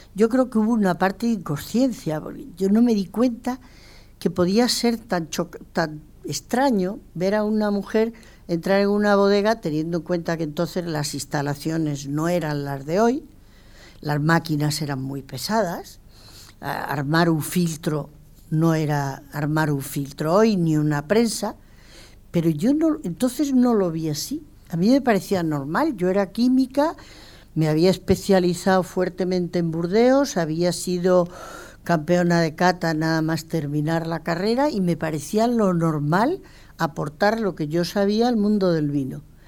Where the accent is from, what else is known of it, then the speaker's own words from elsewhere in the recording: Mérida, Extremadura, Spain; also born or lived in León / Bordeaux; Yo soy de Mérida y además me siento muy emeritense, pero mi padre era leonés